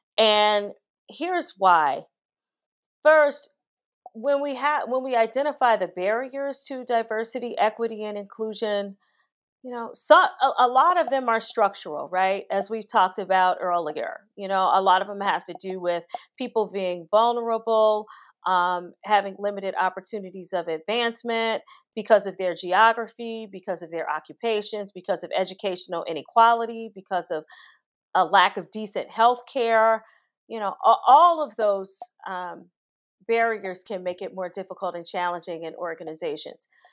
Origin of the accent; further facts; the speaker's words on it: Gary, Indiana, United States; moved away; growing up in Gary, Indiana, which is a steel town